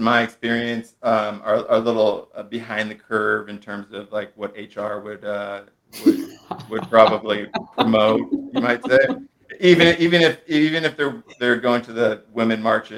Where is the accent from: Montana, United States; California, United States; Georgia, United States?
California, United States; Monterey County; now in San Francisco, United States; I was raised in Monterey County, live in San Francisco